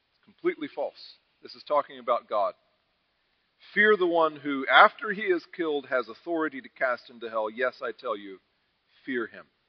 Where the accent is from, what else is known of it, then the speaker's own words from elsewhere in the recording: United States; we as American evangelicals